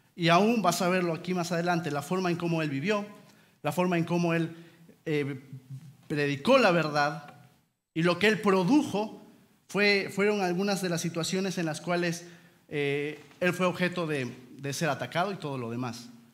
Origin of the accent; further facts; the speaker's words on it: Peru; somos de Perú